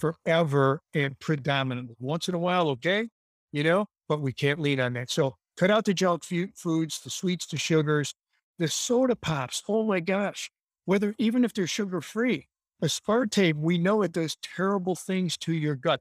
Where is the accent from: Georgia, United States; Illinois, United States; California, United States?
Illinois, United States; Chicago; I grew up in Chicago